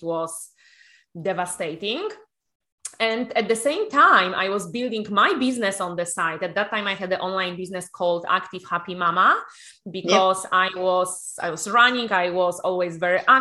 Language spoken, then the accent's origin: English; Poland; also born or lived in Ireland / United Kingdom; now in Spain; I'm originally from Poland, used to live in different countries in Ireland, in UK, and then moved to Spain.